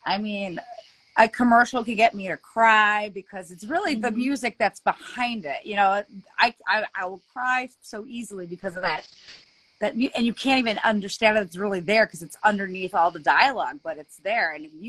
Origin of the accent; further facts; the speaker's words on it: Ohio, United States; also born or lived in Los Angeles; Born in LA, but I've lived most of my life in Ohio. But I was born in LA, man. I was born there.